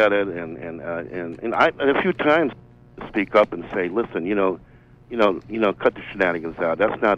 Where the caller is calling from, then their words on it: Bangor, Maine, United States; I'm calling from Bangor, so I'm glad that I got. I'm glad the radio station is on the air.